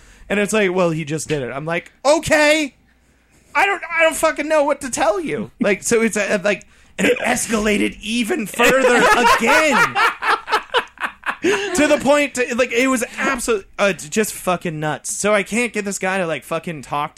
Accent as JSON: {"language": "English", "region": "Midwest", "country": "United States", "said": "We're from the Midwest"}